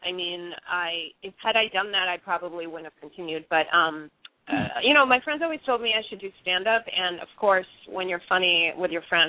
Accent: Brookline, Massachusetts, United States; moved away as an adult; now in New York, United States; I'm from Boston. I grew up in Brookline.

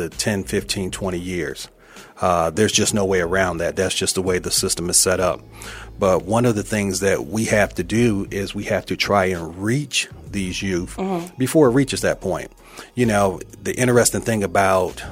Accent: Toledo, Ohio, United States; moved away as an adult; also born or lived in Fulton County; I was born and raised in Toledo, Ohio.

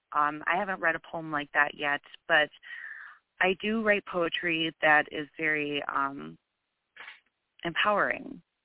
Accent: Wisconsin, United States; accent: Wisconsinite; my uh Wisconsinite accent

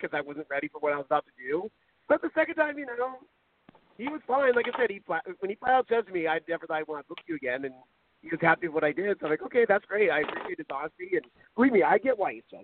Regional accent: Garden Grove, California, United States; we're both from Garden Grove, and we met each other in junior high school

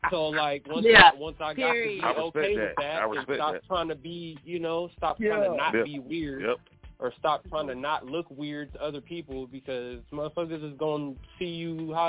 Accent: Houston, Texas, United States; accent: Houston; now in San Diego, United States; I was born in Houston. You know, got family on both sides.

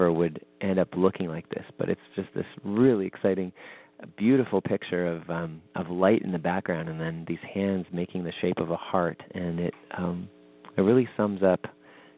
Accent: Winnipeg, Manitoba, Canada; my hometown of Winnipeg

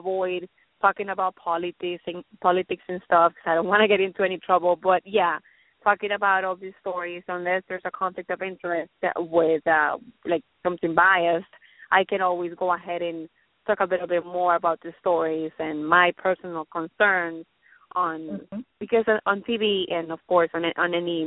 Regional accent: Colombia; now in Los Angeles, United States; I'm from Colombia

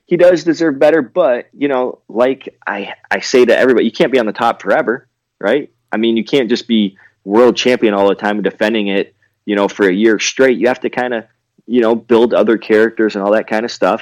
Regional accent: Canada; growing up in Canada

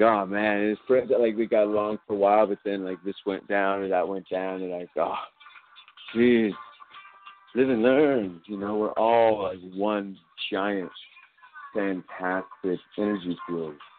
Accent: California, United States; I'm not New Yorker. This is California, baby. Okay. I grew up with a father from New York. But this is California.

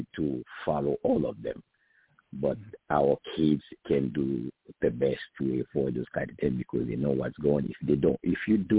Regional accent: Haiti; moved away; I'm from Haiti

